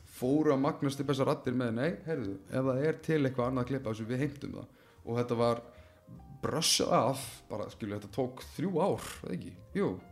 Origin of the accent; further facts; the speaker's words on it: Iceland